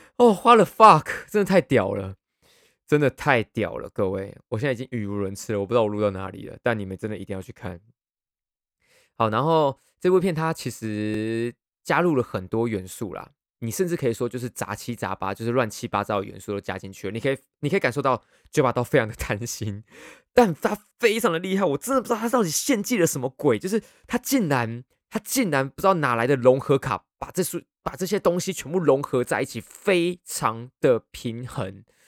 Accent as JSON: {"language": "Chinese", "country": "Taiwan", "said": "身为一个台湾人"}